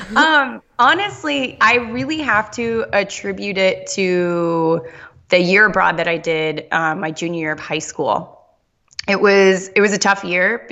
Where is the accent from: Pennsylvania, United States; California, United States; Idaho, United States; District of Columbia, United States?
California, United States; Southern; I grew up in Southern California